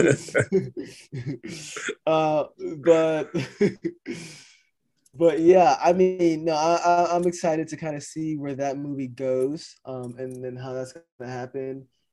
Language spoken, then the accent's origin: English; Louisiana, United States; my home state of Louisiana